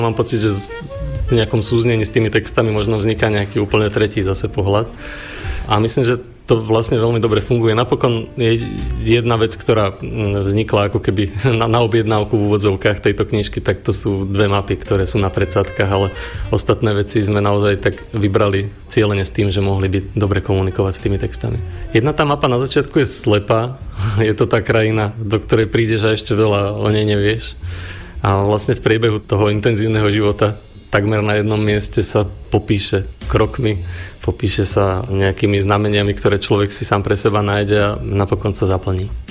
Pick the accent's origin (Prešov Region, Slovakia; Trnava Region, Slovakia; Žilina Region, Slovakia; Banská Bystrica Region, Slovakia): Žilina Region, Slovakia; Liptovský Mikuláš; moved away; also born or lived in Trstín; Ja som sa narodil v Liptovskom Mikuláši a nejaké to chvenie neprichádza, keď sa vraciam domov na Liptov